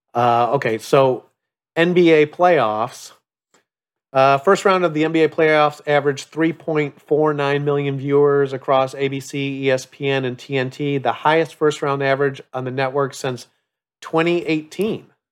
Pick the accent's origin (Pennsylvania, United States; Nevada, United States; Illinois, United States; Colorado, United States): Illinois, United States; Chicago; growing up in the Upper Midwest in Chicago